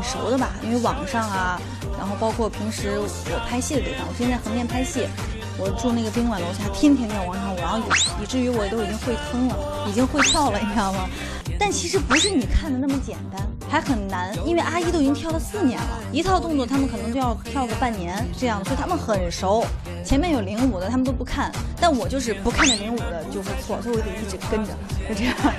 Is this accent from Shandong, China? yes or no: no; Xi'an, Shaanxi, China; 我西安人嘛，陕西人，我喜欢吃粉蒸肉